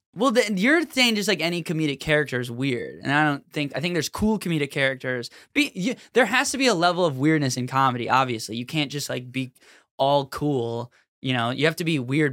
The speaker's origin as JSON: {"language": "English", "town": "Minneapolis", "region": "Minnesota", "country": "United States", "said": "we're all from Minneapolis"}